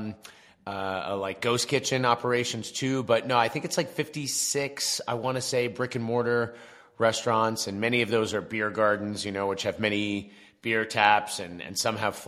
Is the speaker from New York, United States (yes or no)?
yes; Long Island, New York, United States; from Long Island, I'm East Coast